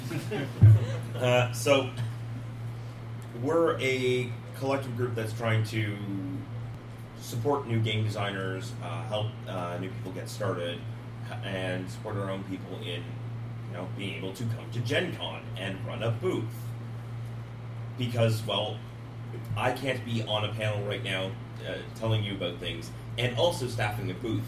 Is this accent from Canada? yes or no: yes; Canada; I'm a Canadian game designer.